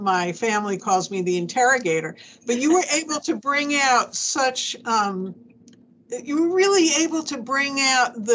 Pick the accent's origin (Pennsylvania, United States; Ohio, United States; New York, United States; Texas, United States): New York, United States; Long Island; I come from Long Island